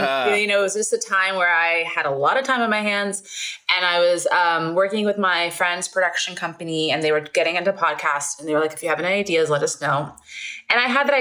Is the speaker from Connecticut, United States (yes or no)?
no; New York City, New York, United States; now in Los Angeles, United States; I was born in Brooklyn Hospital, grew up in Borough Park